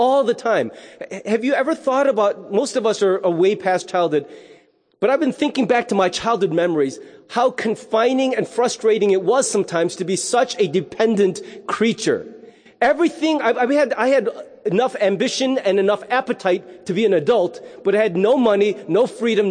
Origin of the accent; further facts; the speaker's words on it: United States; as an American